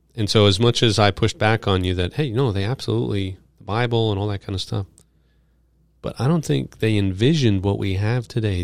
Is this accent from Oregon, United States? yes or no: no; New York City, New York, United States; I grew up in New York